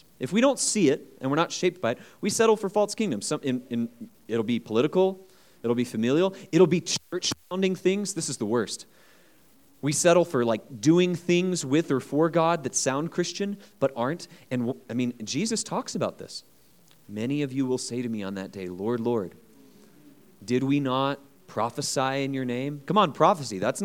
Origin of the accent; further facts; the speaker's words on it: United States; as an American